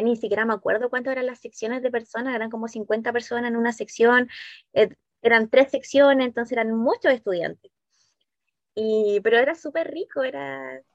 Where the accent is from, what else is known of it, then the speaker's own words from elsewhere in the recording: Valdivia, Los Ríos, Chile; moved away as an adult; now in Santiago, Chile; estudié acá en Valdivia en una escuela de monjitas